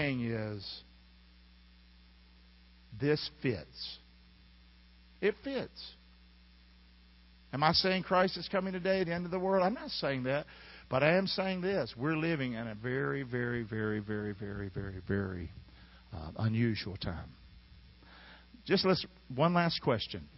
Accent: Inglewood, California, United States; Grew up here in Inglewood

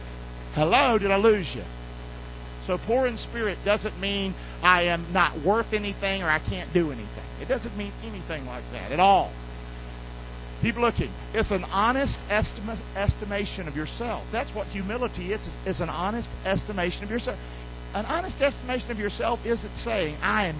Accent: Rockingham, North Carolina, United States; from Rockingham, North Carolina.

